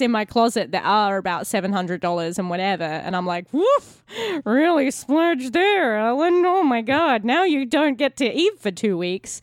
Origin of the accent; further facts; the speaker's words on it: Australia; as an Australian because like most Australians, we have like a majority middle class